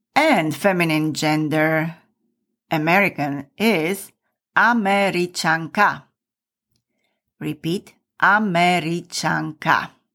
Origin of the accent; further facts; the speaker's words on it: Michalovce, Košice Region, Slovakia; my hometown of Michalovce, which is in the very east of Slovakia.